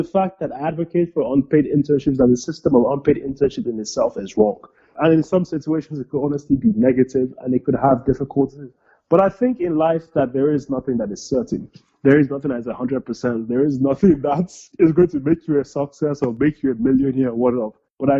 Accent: Nigeria; now in United States; I'm a Nigerian immigrant

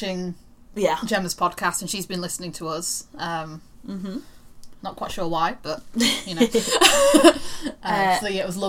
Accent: Wakefield, Yorkshire and the Humber, United Kingdom; she is a fellow wakey lass.

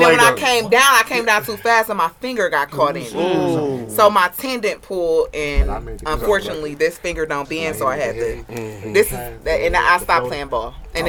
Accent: Milwaukee, Wisconsin, United States; also born or lived in Chicago; On the east side of Milwaukee. Second and Key.

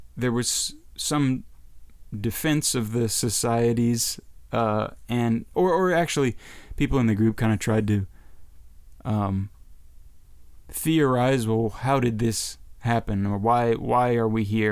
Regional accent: United States; as an American

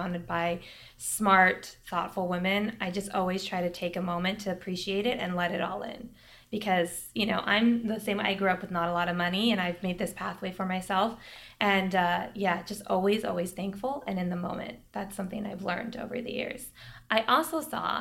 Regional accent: United States; as an American woman

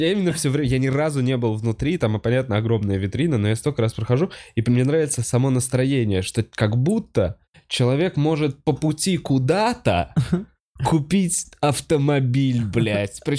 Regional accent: Khabarovsk, Khabarovsk Krai, Russia; С Я вот сам из Хабаровска, и Хабаровск.

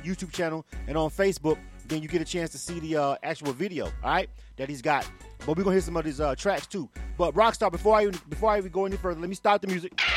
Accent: the South, United States; I'm from the South

